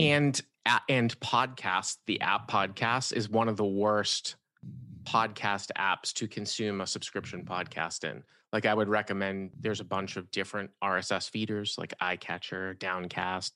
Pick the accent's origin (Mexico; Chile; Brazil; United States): United States; Boston, Massachusetts; moved away as an adult; also born or lived in Syracuse, New York / Los Angeles, California; The Boston area, Massachusetts